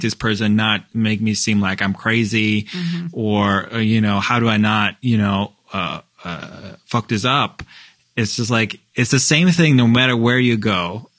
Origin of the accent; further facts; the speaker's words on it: Norway; now in Chicago, United States; I'm from Norway and we're white